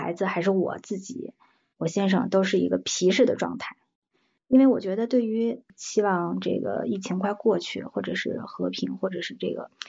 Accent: Taiyuan, Shanxi, China; moved away as an adult; now in Shanghai, China; 我是山西太原人，嗯， {S0} 嗯 {S12} 因为我我我人在上海，就是我在南方吧，很久了，我从十八岁离开家，呃，到现在我在呃南方生活的这个时间吧，比在呃家乡生活的时间还要长

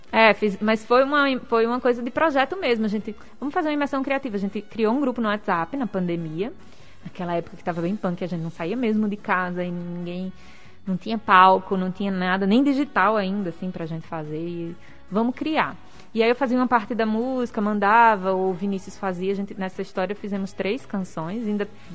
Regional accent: Northeast Brazil, Brazil

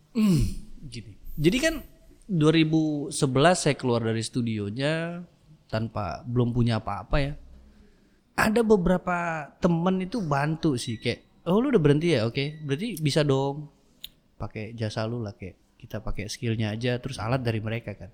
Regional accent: Dumai, Riau, Indonesia; also born or lived in Jakarta; kita lahir di Jakarta mm empat beradik tapi 91 orang tua tuh pindah ke Dumai.

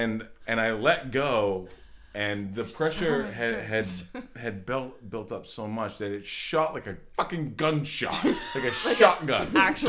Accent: Old Orchard Beach, Maine, United States; I come from Old Orchard Beach.

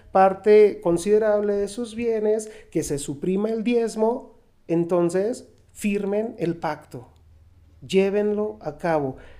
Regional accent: Mexico; aquí en, nuestra, en nuestro país, en la Nueva España

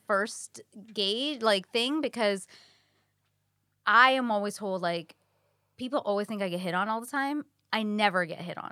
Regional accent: New York, United States; now in Los Angeles, United States; I'm a New Yorker.

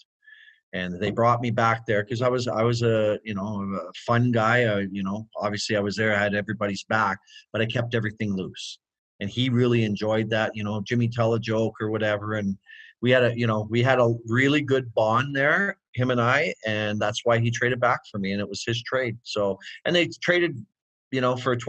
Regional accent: Edmonton, Alberta, Canada; growing up in Edmonton

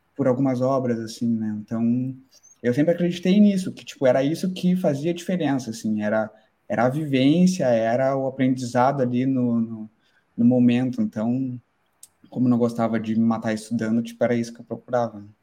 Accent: Pelotas, Rio Grande do Sul, Brazil; moved away as an adult; now in Ireland; sou do, do, sul, do Rio Grande do Sul, de Pelotas

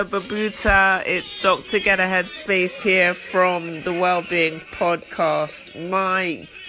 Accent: London, United Kingdom; I'm from London in the UK.

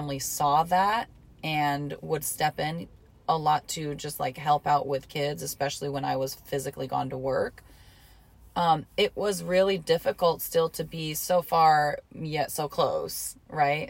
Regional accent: Hot Springs, Arkansas, United States; also born or lived in Detroit, Michigan; So we lived in Hot Springs, Arkansas is where I grew up, right? That's like my hometown.

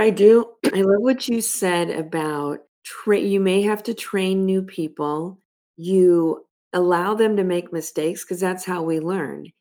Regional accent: Los Angeles, California, United States; I grew up in Los Angeles

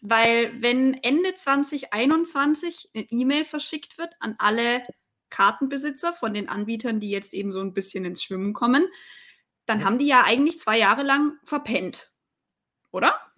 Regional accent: Swabia, Baden-Württemberg, Germany; für mich als Schwäbin

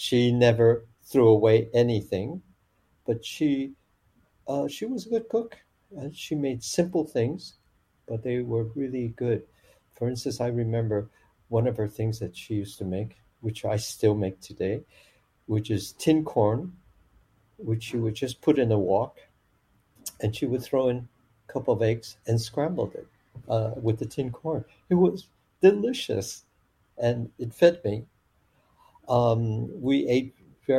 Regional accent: Chicago, Illinois, United States; first language Chinese; English is a second language; moved away; also born or lived in Tucson, Arizona / San Diego, California; we went to Chicago, and I grew up in Chicago, Chinatown, actually

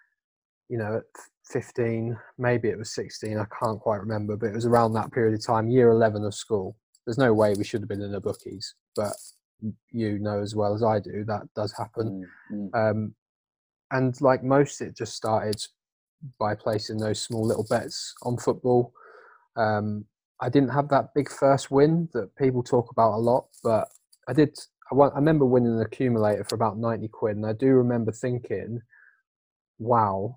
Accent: Downham Market, East of England, United Kingdom; moved away as an adult; now in Manchester, United Kingdom; I'm originally from Norfolk, a town called Downham Market, small little town where everyone knew each other.

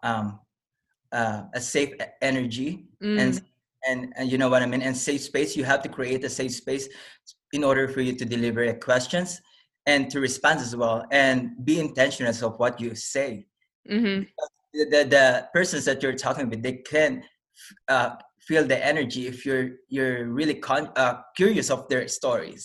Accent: Manila, Metro Manila, Philippines; born or raised there; English is a second language; moved away as an adult; also born or lived in Quebec / Newfoundland; now in Calgary, Canada

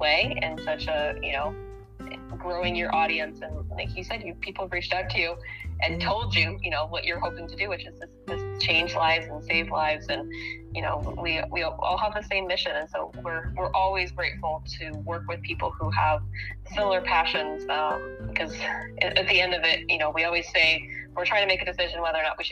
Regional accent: Ohio, United States; my home state of Ohio

